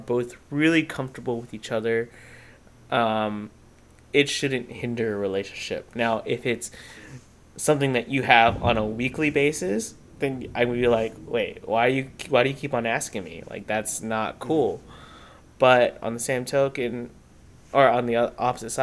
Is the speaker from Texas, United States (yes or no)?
yes; Texas, United States; me and you, we're both from Texas